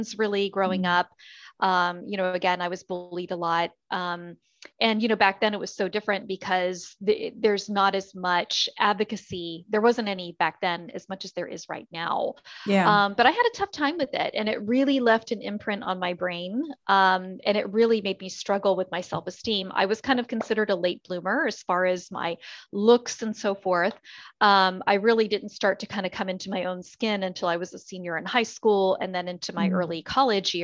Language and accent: English; originally Maryland, Florida, United States; also born or lived in Harford County, Maryland; I'm originally from Maryland, the Harford County area. My family had decided to move to Florida. They relocated when I was only 12. So I do consider myself a native Floridian